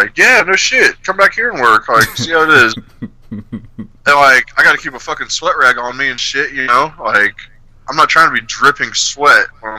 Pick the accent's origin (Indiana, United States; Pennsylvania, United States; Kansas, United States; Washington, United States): Indiana, United States; Evansville; born there; No, I was born in Evansville.